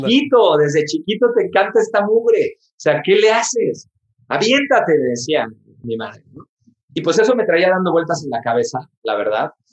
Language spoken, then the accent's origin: Spanish; Mexico; en mi país, en México